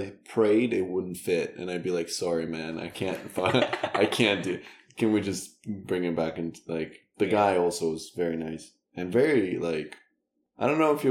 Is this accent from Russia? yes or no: yes; Russia; accent: Russian; English is a second language; I think when I sing, like, my Russian accent comes out